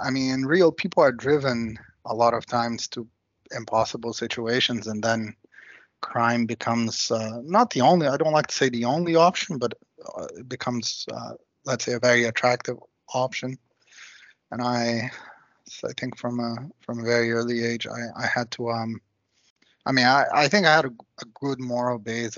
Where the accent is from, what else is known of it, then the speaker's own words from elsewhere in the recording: Rio de Janeiro, Brazil; I grew up in Copacabana, which is sort of the heart of Rio